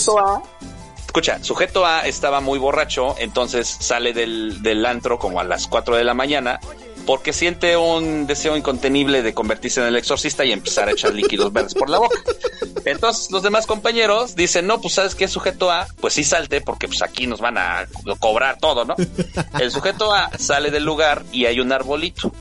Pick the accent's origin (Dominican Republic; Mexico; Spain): Mexico; estamos en mi México mágico